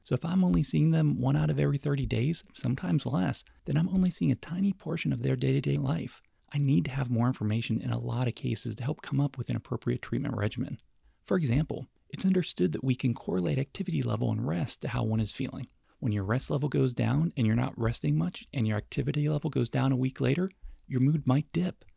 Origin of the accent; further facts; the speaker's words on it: Davidson, North Carolina area, United States; moved away as an adult; also born or lived in New York City; the classical station in my hometown